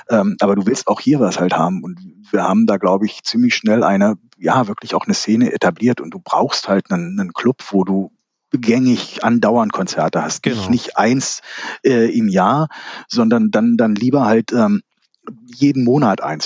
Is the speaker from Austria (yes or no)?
no; Kassel, Hesse, Germany; Aus Kassel. Born and raised in Kassel.